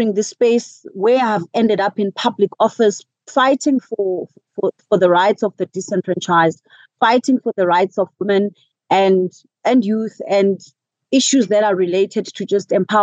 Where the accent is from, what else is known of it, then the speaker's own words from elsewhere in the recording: Butterworth, Eastern Cape, South Africa; also born or lived in East London, South Africa; now in Johannesburg, South Africa; It's one of the oldest towns called Butterworth. I grew up there, born and raised there